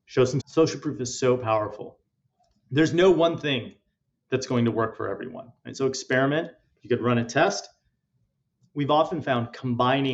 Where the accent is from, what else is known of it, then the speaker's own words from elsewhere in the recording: India; I'm Indian